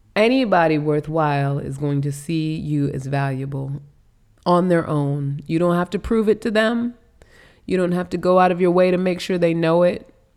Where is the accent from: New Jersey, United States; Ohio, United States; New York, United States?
New York, United States; New York City; now in Virginia, United States; I'm a New Yorker. We're from New York